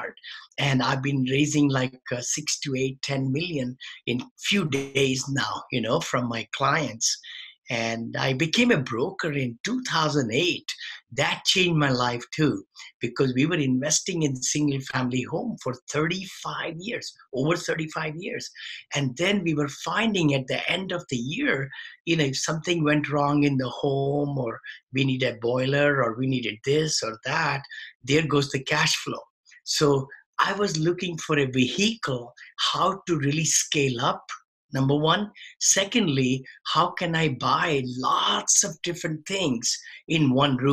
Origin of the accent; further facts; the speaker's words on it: India; moved away as an adult; now in United States; when I came from India. I had a modest upbringing, everything. Then I did my engineering back there